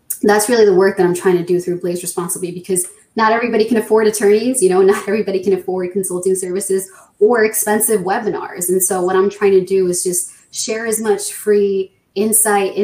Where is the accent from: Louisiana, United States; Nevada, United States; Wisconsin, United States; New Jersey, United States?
New Jersey, United States; Born and raised in New Jersey, and professionally, I'm an attorney